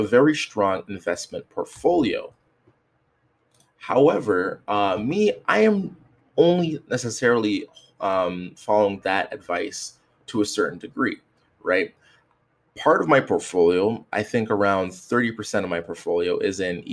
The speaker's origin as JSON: {"language": "English", "country": "Canada", "said": "I'm from Canada"}